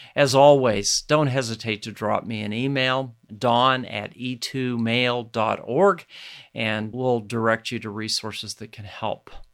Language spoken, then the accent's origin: English; Ogallala, Nebraska, United States; my hometown, one of my hometowns, uh, Keith County in Ogallala in western Nebraska